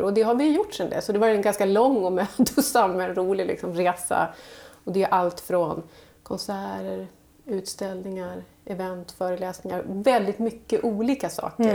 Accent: Falun, Dalarna County, Sweden; de flesta av oss som jobbar med magasinet vi är från Falun, Dalarna

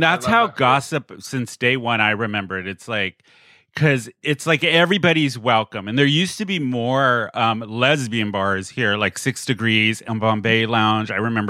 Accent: San Diego, California, United States; See, yeah, native here too, born and raised. But I was South Bay and East County. And then I came out here when I came back to San Diego and stuff.

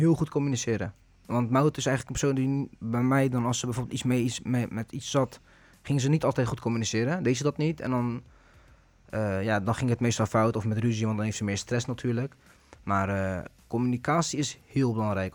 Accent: Netherlands; ik ben geboren en getogen in Nederland

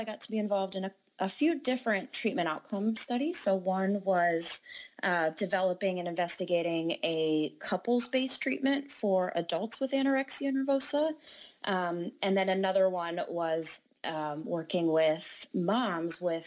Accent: North Carolina, United States; moved away as an adult; now in Minnesota, United States; I'm actually originally from North Carolina

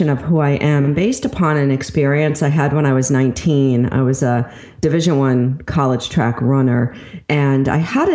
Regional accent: Long Island, New York, United States; moved away; also born or lived in Brooklyn, New York / Pennsylvania; I was born in Brooklyn and then raised on Long Island, went to school in Manhattan. So I'm a true blood New Yorker

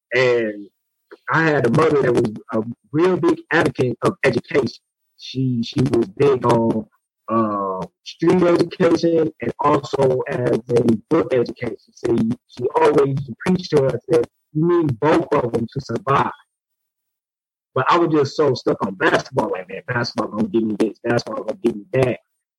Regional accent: Detroit, Michigan, United States; coming from the urban city of Detroit and the inside neighborhoods. Just having goals of playing sports.

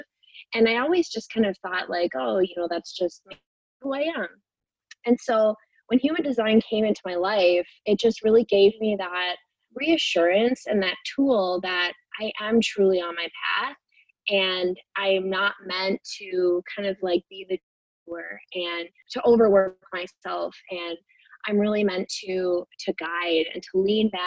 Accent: Minnesota, United States; I am from the United States in the state of Minnesota.

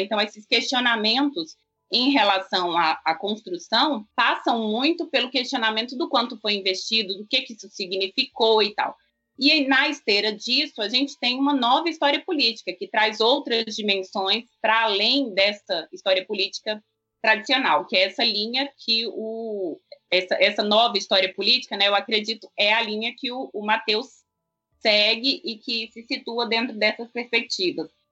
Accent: Goiânia, Goiás, Brazil; moved away as an adult; now in Brasília, Brazil; eu também sou uma, uma chegante, eu sou goiana, de Goiânia

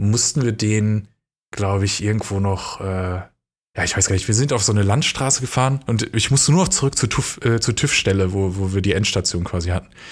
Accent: near Dortmund, North Rhine-Westphalia, Germany; in NRW, also da in der Nähe von Dortmund, wo ich aufgewachsen bin

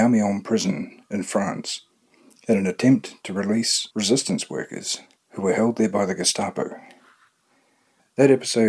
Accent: Cambridge, Waikato, New Zealand; my hometown here of Cambridge.

